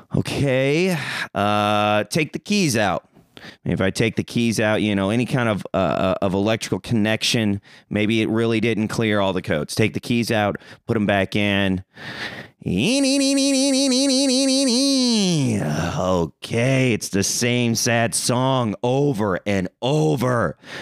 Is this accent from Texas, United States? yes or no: no; Springfield, Missouri, United States; moved away; I'm coming from Missouri, baby. Springfield Mo